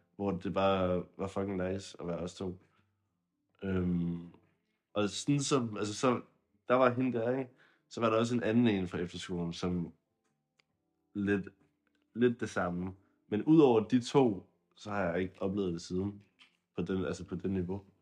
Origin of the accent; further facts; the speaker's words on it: Zealand, Denmark; jeg var fra Sjælland, eller jeg er fra Sjælland